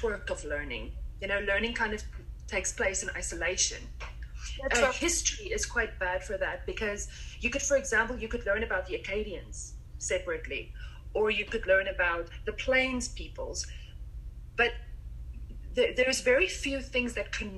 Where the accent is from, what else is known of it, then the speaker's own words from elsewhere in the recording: South Africa; moved away as an adult; now in Canada; I'm from South Africa